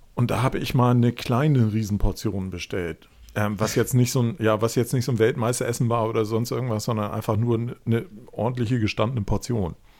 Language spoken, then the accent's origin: German; Hamburg, Germany; ich komme halt aus Hamburg